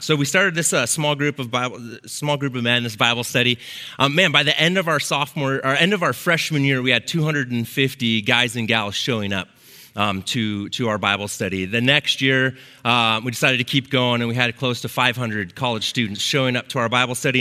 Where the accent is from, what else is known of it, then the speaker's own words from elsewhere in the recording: Lake Oswego, Oregon, United States; I grew up here in Lake Oswego. I went to Lake Ridge High School, um, graduated in 95.